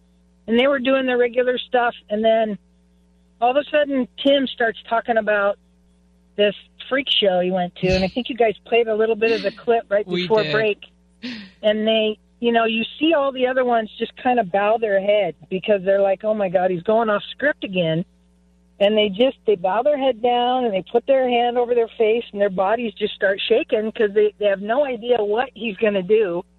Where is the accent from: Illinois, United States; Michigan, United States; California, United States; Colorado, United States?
California, United States; You know, I grew up in Northern California. There were 7 of us kids. We were raised Mormon